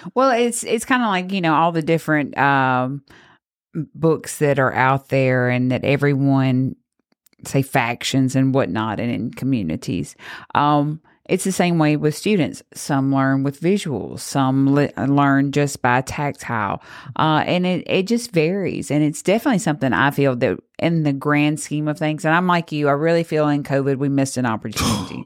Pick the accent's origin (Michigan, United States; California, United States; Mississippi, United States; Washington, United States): Mississippi, United States; Grenada; growing up in Grenada, we really heard a lot about our school board